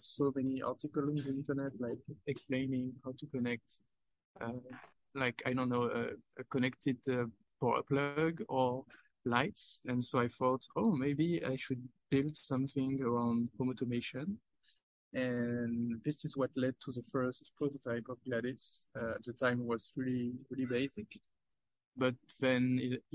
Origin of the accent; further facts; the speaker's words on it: France; I'm from France